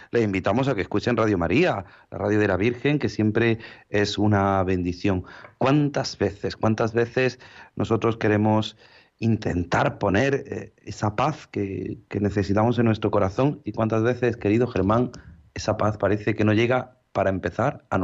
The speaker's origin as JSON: {"language": "Spanish", "country": "Ukraine", "second_language": "Spanish", "said": "no, no, yo soy ucraniana. Yo soy ucraniana, mi familia es rusa también, mis padres, uno es ruso, otro ucraniano"}